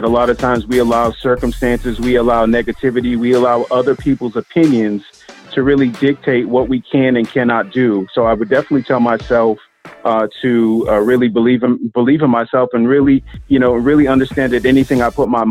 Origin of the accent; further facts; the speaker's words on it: Boston, Massachusetts, United States; now in Philadelphia, United States; I'm originally from the Boston area